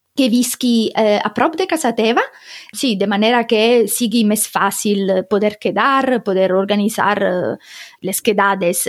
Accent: Sicily, Italy; Catalan is a second language; moved away as an adult; also born or lived in Rome, Italy / Barcelona, Spain; now in Germany; soc de Sicília, però estava vivint a Roma

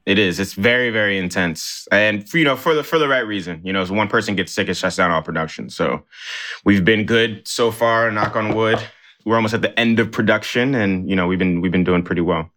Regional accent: New York City, New York, United States; also born or lived in Nigeria; me growing up in New York City

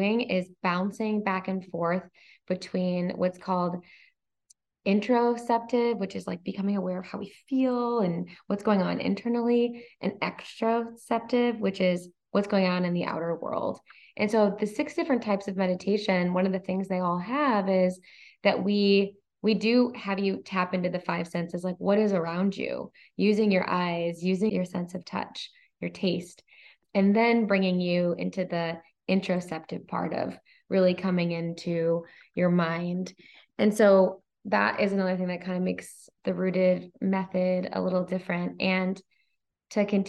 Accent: Michigan, United States; moved away; our Michigan roots, we're both from Michigan

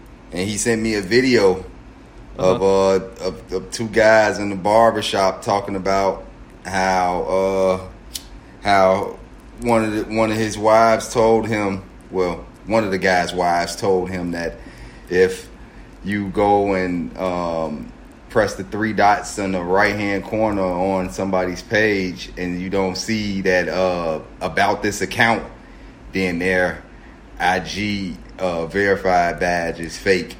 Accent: Chicago, Illinois, United States; I was born in Chicago, on the west side of Chicago

